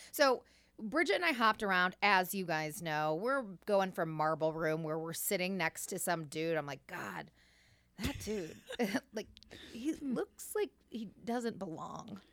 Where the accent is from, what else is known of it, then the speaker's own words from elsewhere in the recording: Cleveland, Ohio, United States; we're from Cleveland